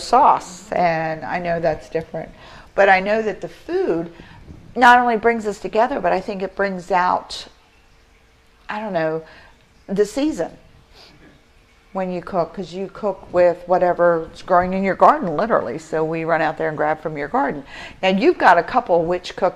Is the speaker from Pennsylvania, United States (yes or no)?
no; Appalachia, West Virginia, United States; now in Florida, United States; I'm from Appalachia, where it's cornbread and black-eyed peas